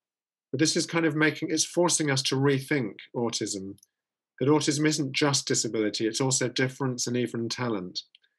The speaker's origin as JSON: {"language": "English", "country": "Netherlands", "second_language": "English", "said": "You can hear my accent. We went to a Silicon Valley closer to home in the Netherlands, to a city called Eindhoven."}